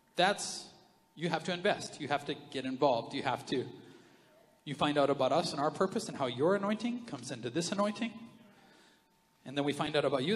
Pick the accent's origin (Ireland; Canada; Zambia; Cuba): Canada; we're Canadian